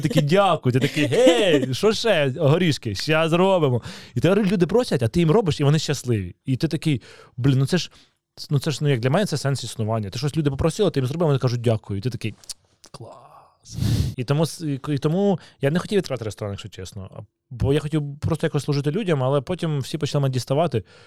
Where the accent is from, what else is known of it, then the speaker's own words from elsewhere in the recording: Kyiv, Ukraine; Я народився в Києві, в мене батьки з Києва